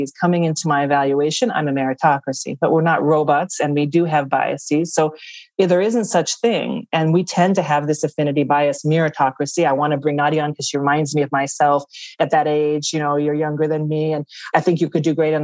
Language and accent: English; United States; accent: American; moved away as an adult; also born or lived in Australia; now in Parma, Italy; your audience can tell from the accent I'm American. I'm living here in Italy, in Parma, Italy